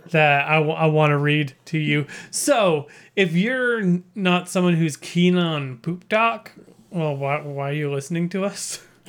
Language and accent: English; British Columbia, Canada; I grew up in British Columbia